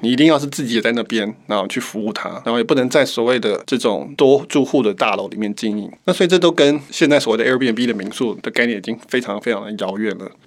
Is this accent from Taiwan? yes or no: yes; Taiwan; 我们台湾人民